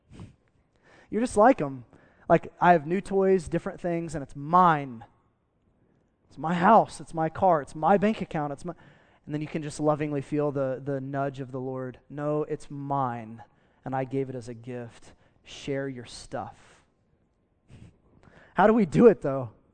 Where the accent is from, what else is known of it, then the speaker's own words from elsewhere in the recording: United States; as an American